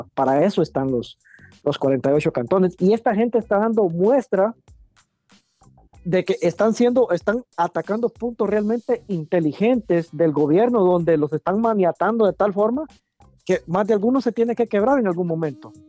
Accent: Guatemala; como guatemalteco

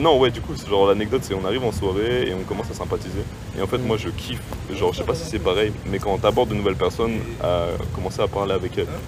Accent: France; je suis français

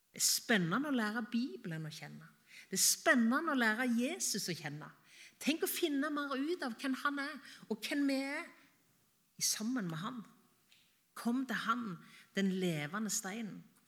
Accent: Varhaug, Rogaland, Norway; moved away; hjemme på Varhaug, på gården der jeg vokste opp

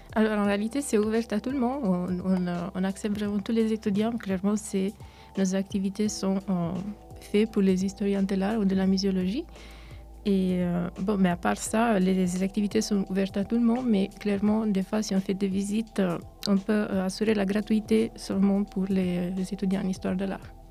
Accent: Italy; French is a second language; moved away as an adult; also born or lived in Romania (ancestry); now in Neuchâtel, Switzerland; Je suis à l'origine roumaine, mais je suis née en Italie et j'ai vécu toute ma vie en Italie

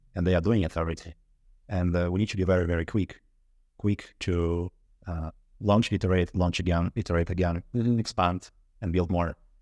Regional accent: Russia; moved away as an adult; now in Sweden; I'm originally from Russia.

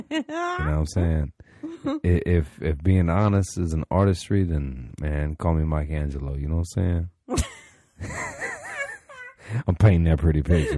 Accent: Florida, United States; I'm from Florida.

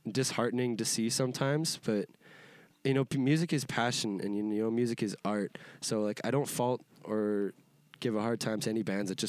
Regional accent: Edmonton, Alberta, Canada; I'm from Yeah. Edmonton, Alberta, Canada.

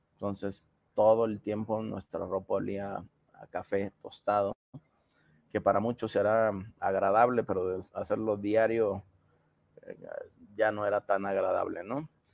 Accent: Mexico; somos los mexicanos

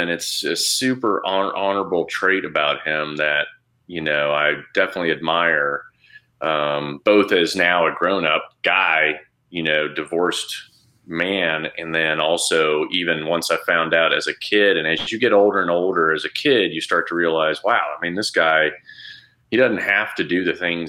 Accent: Saudi Arabia; how I grew up in Saudi, looking at the Saudis, hating them because of how they would treat us or treat my dad or whatever.

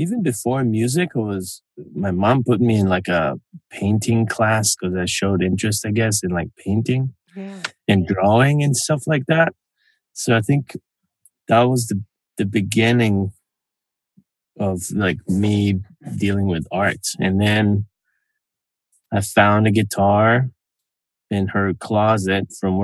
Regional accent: Israel; now in Los Angeles, United States; I was born in Israel

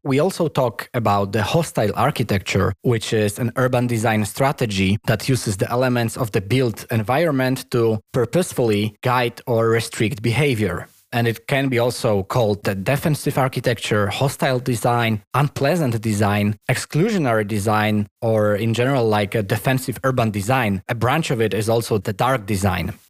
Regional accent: Poland; first language Polish; English is a second language; now in Copenhagen, Denmark; Polish, which is my native language

